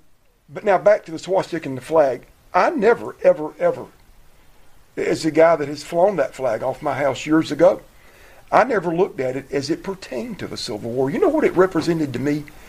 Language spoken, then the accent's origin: English; Southern US, United States; Well, I grew up in the South, and I think, first of all, I think people...